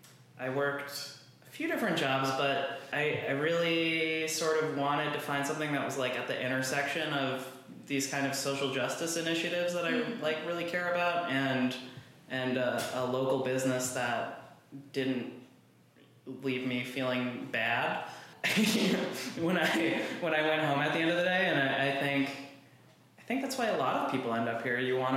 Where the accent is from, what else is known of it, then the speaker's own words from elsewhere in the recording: Littleton, United States; I grew up in Littleton.